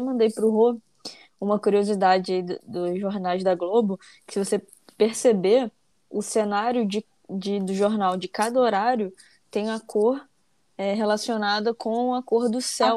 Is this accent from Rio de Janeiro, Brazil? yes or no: yes; Rio de Janeiro, Brazil; eu sou do Rio, carioca aí do, do trio